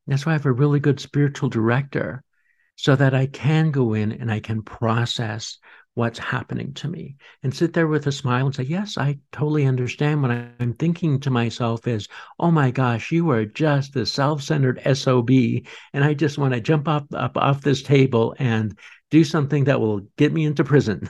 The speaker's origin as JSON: {"language": "English", "town": "Boulder", "region": "Colorado", "country": "United States", "tie": "born or raised there", "said": "I grew up in Boulder, Colorado."}